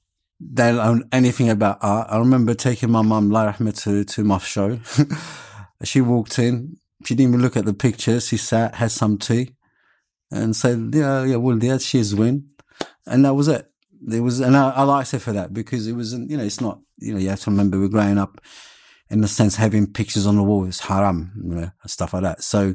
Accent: Morocco; also born or lived in London, United Kingdom; So there was part of me being a Londoner and part of me being Moroccan.

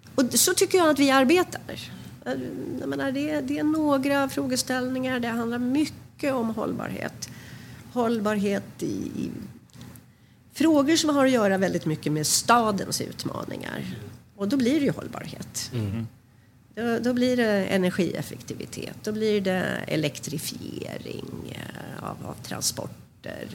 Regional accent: Sweden; moved away as an adult; also born or lived in Manhattan, United States; now in New York, United States; som svensk

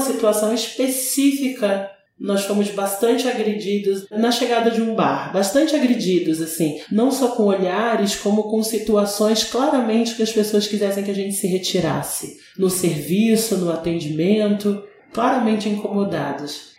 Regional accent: Brazil; sendo brasileira

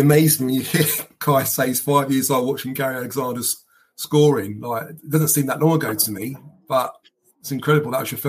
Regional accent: London, United Kingdom; moved away as an adult; also born or lived in East Surrey; now in Surrey, United Kingdom; I'm 46 and I grew up in Clapham, South London, so I'm not too far from Millwall. Lived there to about age of 27 and then moved out to East of Surrey after got married and after had our first child.

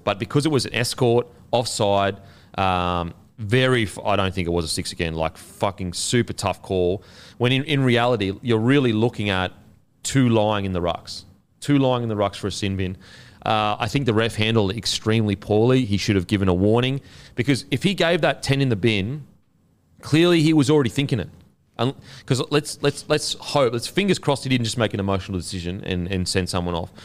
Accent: Queensland, Australia; as a Queenslander

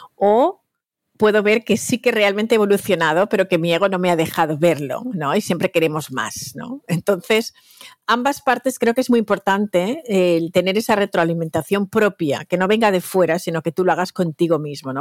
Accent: Valencia, Valencian Community, Spain; moved away as an adult; also born or lived in Equatorial Guinea (parents); now in New York, United States; me siento súper española. Toda mi educación, mi estructura mental, mi, infancia está construida ahí

